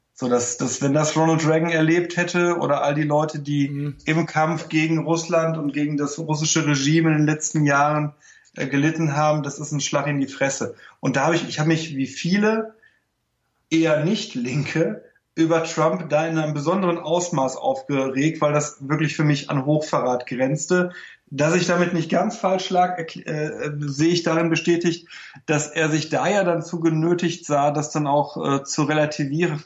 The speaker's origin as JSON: {"language": "German", "country": "Germany", "tie": "born or raised there", "also_born_or_lived": "Lower Silesia, Poland", "said": "bei uns in Deutschland"}